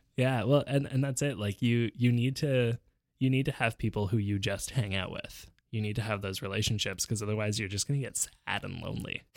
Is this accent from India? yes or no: no; Montreal, Quebec, Canada; also born or lived in Vancouver; we moved back to Montreal from Vancouver in the fall of nineteen ninety-nine